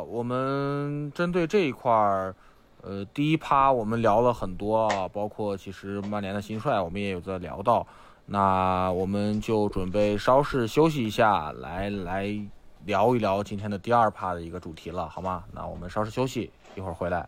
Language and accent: Chinese; Xi'an, Shaanxi, China; 我是西安人